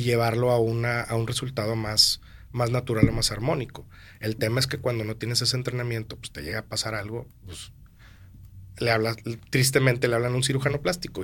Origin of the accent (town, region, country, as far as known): Monterrey, Nuevo León, Mexico; also born or lived in Mexico City